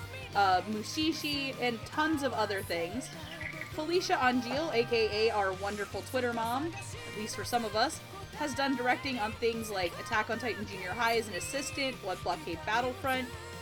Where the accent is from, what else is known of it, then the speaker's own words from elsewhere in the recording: Florida, United States; I'm from Florida